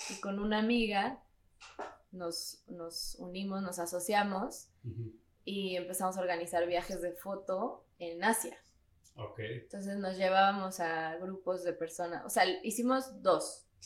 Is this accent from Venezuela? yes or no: no; Mexico City, Mexico; also born or lived in London; Soy de la Ciudad de México.